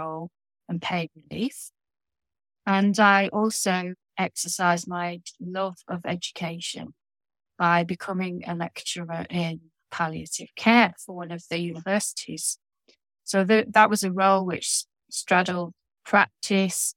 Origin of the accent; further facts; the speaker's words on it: Lancashire, North West England, United Kingdom; now in Yorkshire, United Kingdom; having been born in Lancashire on the other side of the Pennines, which is a row of hills between, well, down the spine of the country, I've given up on my Lancashire roots and gone over to the other side